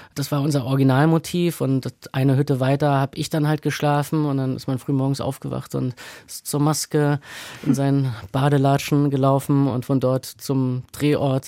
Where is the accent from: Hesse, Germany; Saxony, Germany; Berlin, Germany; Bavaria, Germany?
Berlin, Germany; Ich bin aufgewachsen in der Nähe des Rosenthaler Platzes in Berlin Mitte.